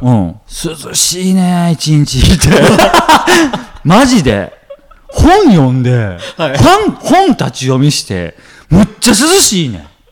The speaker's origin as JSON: {"language": "Japanese", "region": "Kansai", "country": "Japan", "said": "もう関西人やからね"}